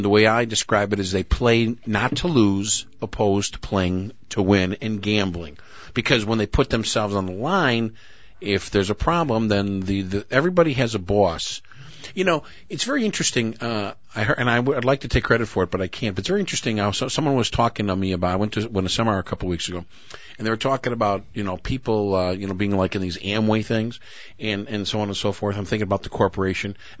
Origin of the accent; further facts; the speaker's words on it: Skokie, Illinois, United States; I'm a little Jew from Skokie